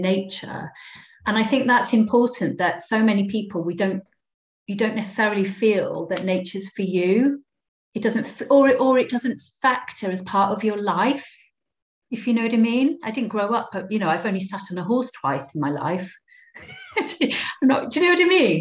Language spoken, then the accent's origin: English; Cardiff, Wales, United Kingdom; I'm a real city girl. I grew up in Cardiff, in inner city Cardiff.